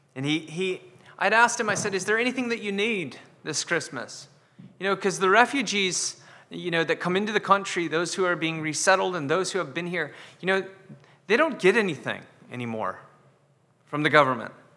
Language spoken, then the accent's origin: English; United States; now in Scotland, United Kingdom; I'm American